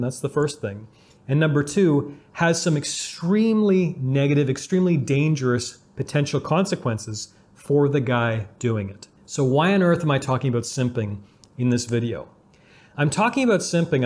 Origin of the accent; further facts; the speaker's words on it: Canada; growing up in Canada